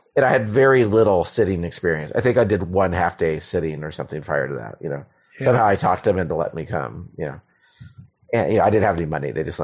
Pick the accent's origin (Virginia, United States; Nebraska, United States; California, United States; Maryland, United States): Maryland, United States; Silver Spring; Maryland, mostly. Yeah.